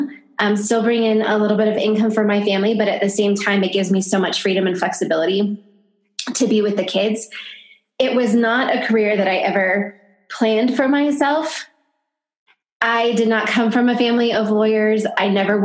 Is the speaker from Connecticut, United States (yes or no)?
no; California, United States; moved away as an adult; also born or lived in Virginia; now in northern New Mexico, United States; I was born and raised in California, but I am now living in northern New Mexico